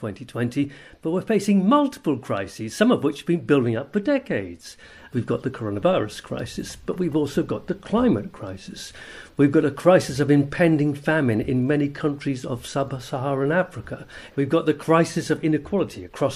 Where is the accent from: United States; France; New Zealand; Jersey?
Jersey; I'm from Jersey in the Channel Islands